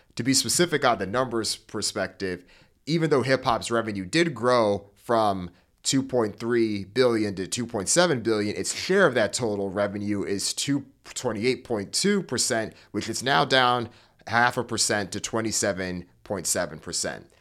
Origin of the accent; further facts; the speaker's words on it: Hartford, Connecticut, United States; I grew up in Hartford, Connecticut